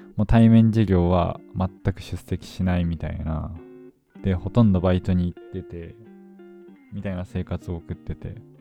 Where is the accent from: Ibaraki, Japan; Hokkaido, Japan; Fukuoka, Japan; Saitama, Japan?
Fukuoka, Japan; moved away as an adult; now in Tokyo, Japan; もともと、あの、福岡生まれ、福岡育ちで、十八年間、高校三年生まで、福岡の実家にいた